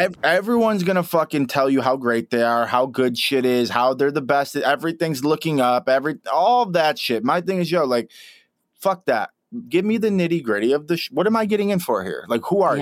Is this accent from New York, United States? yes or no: yes; Rochester, New York, United States; moved away as an adult; also born or lived in Los Angeles; I'm a kid from Rochester, New York